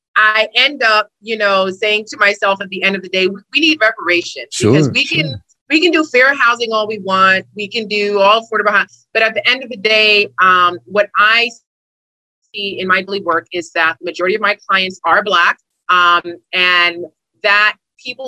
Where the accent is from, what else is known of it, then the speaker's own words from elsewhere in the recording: New York City, New York, United States; I'm a Brooklyn girl. I grew up in Brooklyn in New York